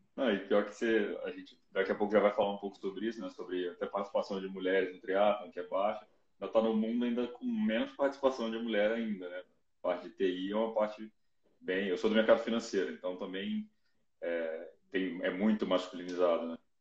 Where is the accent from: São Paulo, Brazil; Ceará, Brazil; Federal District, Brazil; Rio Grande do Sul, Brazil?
Federal District, Brazil; Brasília; Eu sou de Brasília